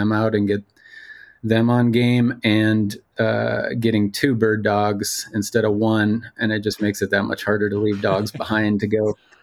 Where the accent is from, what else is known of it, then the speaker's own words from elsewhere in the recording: central Minnesota, United States; moved away as an adult; now in Montana, United States; I grew up in central Minnesota, the son of a extremely avid hunter